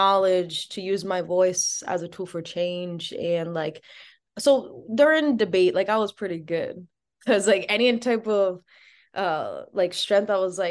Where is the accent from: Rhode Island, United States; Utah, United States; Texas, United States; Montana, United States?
Rhode Island, United States; Providence; I was born and raised in Providence.